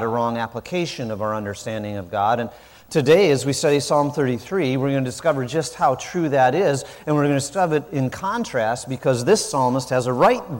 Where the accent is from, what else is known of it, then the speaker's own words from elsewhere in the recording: South Dakota, United States; moved away; I didn't grow up in the South, I grew up in South Dakota